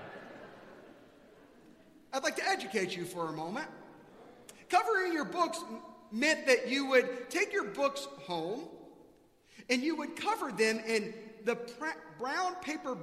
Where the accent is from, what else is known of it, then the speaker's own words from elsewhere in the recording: South Carolina, United States; now in Texas, United States; I grew up in South Carolina